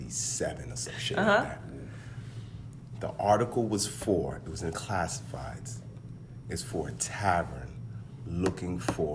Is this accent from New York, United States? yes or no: yes; New York City, New York, United States; also born or lived in Brooklyn; Born in Brooklyn, grew up in South Jamaica, Queens.